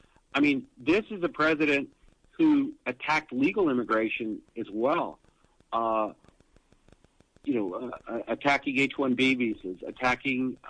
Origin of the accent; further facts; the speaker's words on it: El Paso, Texas, United States; El Paso's my hometown